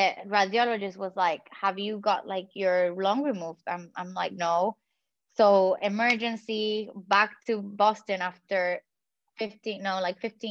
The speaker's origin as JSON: {"language": "English", "country": "Puerto Rico", "first_language": "Spanish", "second_language": "English", "said": "I come from the Caribbean"}